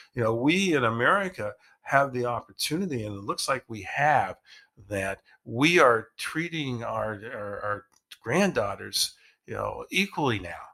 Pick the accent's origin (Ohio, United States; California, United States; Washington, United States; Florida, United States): Ohio, United States; we grew up in Ohio